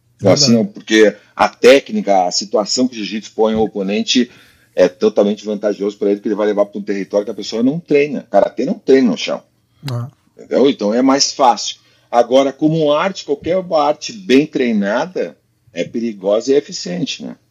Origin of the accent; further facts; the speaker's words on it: Brazil; moved away as an adult; also born or lived in Spain; eu saí do Brasil com 21 e morei 17 na Espanha. Se tu tira os cinco anos ali que tu aprende a falar, eu fiquei mais tempo na Espanha do que no Brasil. Teve fase diferente, né? A Espanha, o Brasil para mim foi infância